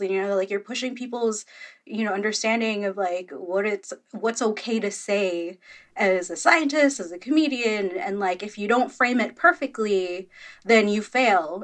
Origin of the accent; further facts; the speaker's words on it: Philippines; I'm Filipino